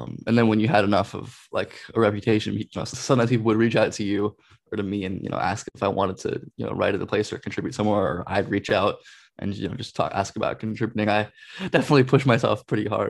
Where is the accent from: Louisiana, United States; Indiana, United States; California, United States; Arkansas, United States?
California, United States; Los Angeles; I grew up and I'm from Los Angeles area.